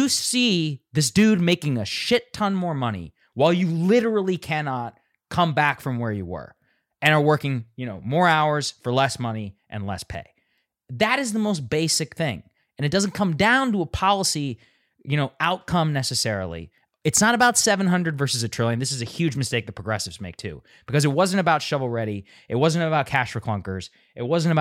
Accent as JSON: {"language": "English", "town": "College Station", "region": "Texas", "country": "United States", "tie": "born or raised there", "said": "I'm from College Station"}